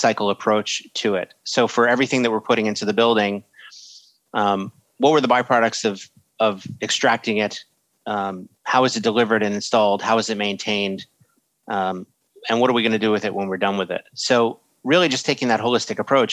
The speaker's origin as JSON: {"language": "English", "country": "United States", "said": "I'm American."}